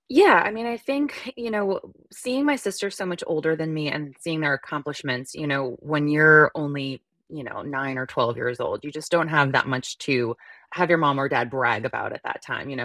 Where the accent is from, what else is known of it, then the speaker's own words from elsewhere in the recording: northern New Jersey, United States; also born or lived in Midwest; So, I grew up in New Jersey for, you know, the majority of my life, and we lived in northern New Jers-, New Jersey in, um, the tri-state area.